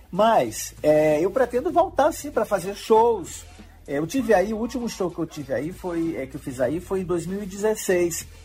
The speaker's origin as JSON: {"language": "Portuguese", "town": "Pinheiro", "region": "Maranhão", "country": "Brazil", "said": "minha mãe é de Codó, eu sou de Pinheiro, meu pai é de Pinheiro, mas minha mãe é de Codó"}